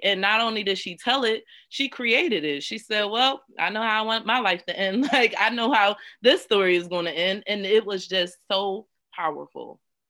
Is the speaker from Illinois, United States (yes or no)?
no; Philadelphia, Pennsylvania, United States; I'm from North Philadelphia